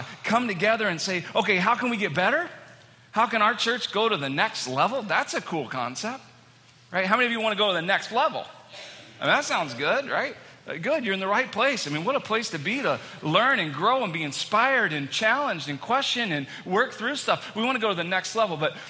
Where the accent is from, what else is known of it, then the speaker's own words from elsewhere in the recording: Texas, United States; moved away as an adult; now in Manchester, United States; I'm from Texas, born and raised. I lived there for all my life